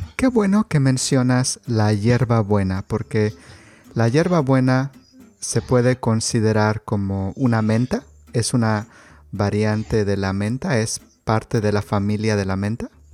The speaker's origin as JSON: {"language": "Spanish", "country": "Mexico", "tie": "born or raised there", "said": "yo crecí en, en el Estado de México, en la Ciudad de México"}